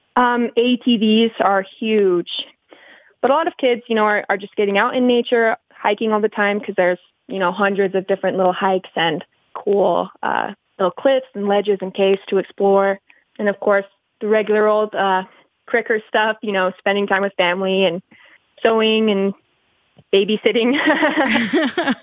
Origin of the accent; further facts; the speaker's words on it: Colorado City, Arizona, United States; I grew up in Short Creek on and off, but I've been back for about seven years now.